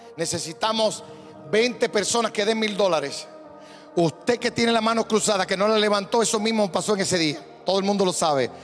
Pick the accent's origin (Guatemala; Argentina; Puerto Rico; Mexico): Puerto Rico; como yo, un puertorriqueño